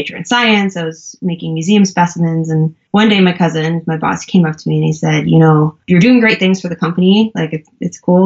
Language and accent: English; New York, United States; moved away; also born or lived in Colorado; I'm originally from New York, but I was living in Colorado at the time